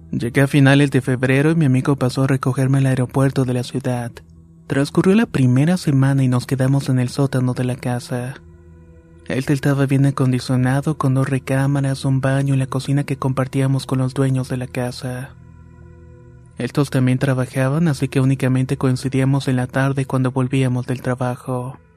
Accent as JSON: {"language": "Spanish", "town": "Uriangato", "region": "Guanajuato", "country": "Mexico", "moved": "as an adult", "lives_now": "Chicago, United States", "said": "Soy originario de Uringato, Guanajuato, pero hace más de 15 años que radico en Chicago, Illinois."}